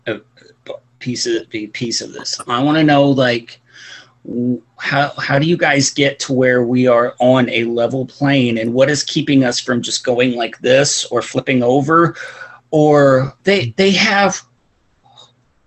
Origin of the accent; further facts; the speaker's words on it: Illinois, United States; moved away; where I grew up in Illinois